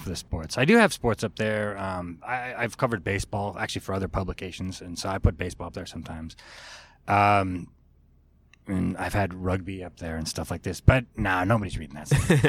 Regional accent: California, United States; moved away as an adult; now in Japan; growing up in California, I was a big sports fan.

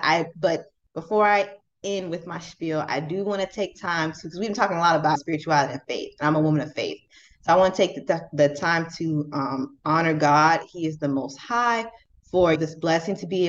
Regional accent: Jacksonville, Florida, United States; moved away as an adult; also born or lived in Louisiana; now in Kalamazoo, United States; I'm originally from Jacksonville, Florida.

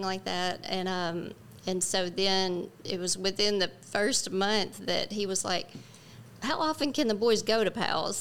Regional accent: West Memphis, Arkansas, United States; moved away; we are both from West Memphis, and um, our families knew each other

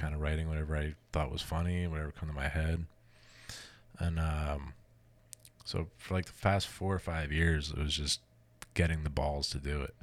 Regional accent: New Jersey, United States; moved away as an adult; also born or lived in Columbus, Ohio; I grew up in New Jersey, so we had Rutgers

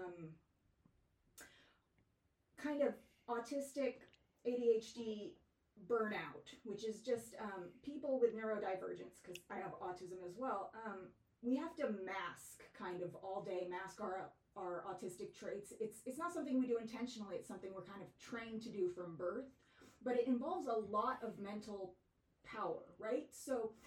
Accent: Fremont, California, United States; moved away as an adult; also born or lived in Northern Colorado / Los Angeles / Livermore; Born in Fremont, raised in Fremont

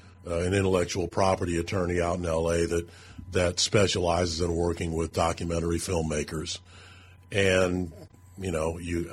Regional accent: St. Charles, Missouri, United States; also born or lived in St. Louis; Born at Barnes Hospital, so technically I was born in St. Louis, but I grew up in St. Charles.

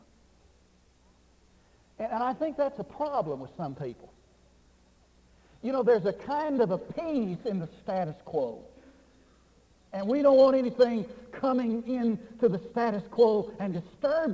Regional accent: Texas, United States; also born or lived in Northwest United States / Fort Worth, Texas; I used to preach in the Northwest, and I would just say about one sentence, and they'd know that I was from Texas

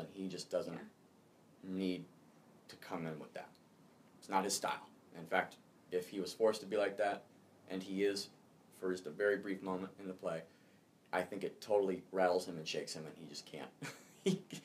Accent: Pacific Northwest, United States; also born or lived in Arkansas; I was born in Arkansas, so oh. it's been a while. You know, uh, I'm Pacific Northwest raised

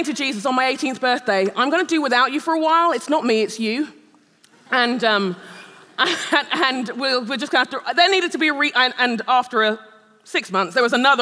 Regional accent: London, United Kingdom; moved away as an adult; also born or lived in Nigeria; now in Shoreview, United States; I am a Brit. I'm a Londoner, born and raised. I'm a Nigerian

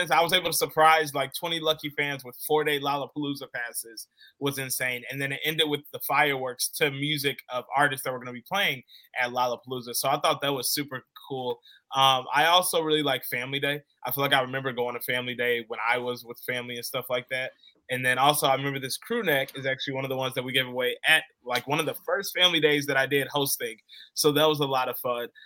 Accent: Orland Park, Illinois, United States; also born or lived in Charlotte, North Carolina; moved here to Chicago when I was three years old. So I consider consider Chicago home. I'm from the south suburbs, Orland Park.

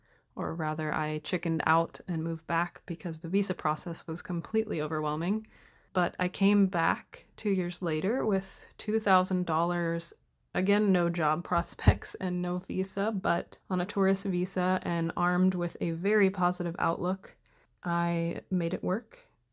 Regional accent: Portland, Oregon, United States; now in Germany; I'm from the Pacific Northwest area of the United States, the Portland metro area of Oregon, which is politically and phenomenally on fire as we speak.

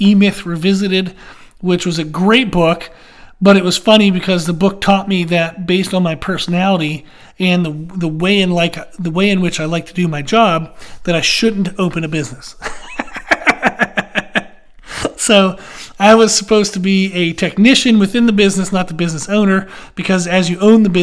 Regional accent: Pennsylvania, United States; I grew up in Pennsylvania

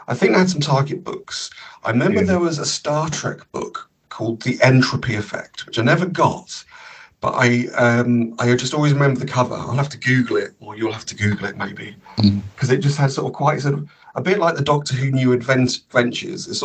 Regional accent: Cambridge, East of England, United Kingdom; also born or lived in Comberton; Growing up in Cambridge

